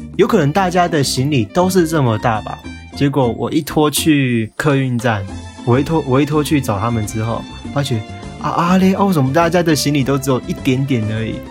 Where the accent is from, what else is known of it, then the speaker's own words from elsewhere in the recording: Tainan, Taiwan; 我本身是台南人，然后我在台南读书嘛